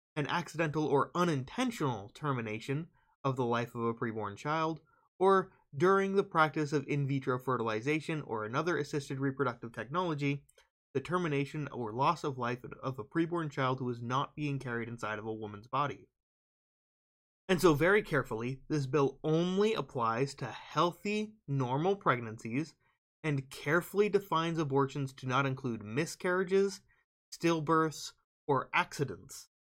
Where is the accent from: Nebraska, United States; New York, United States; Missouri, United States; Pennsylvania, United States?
Nebraska, United States; my home state of Nebraska